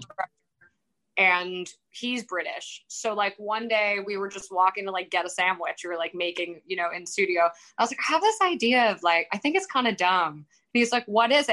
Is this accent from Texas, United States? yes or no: no; New York, United States; moved away as an adult; also born or lived in England; I'm from New York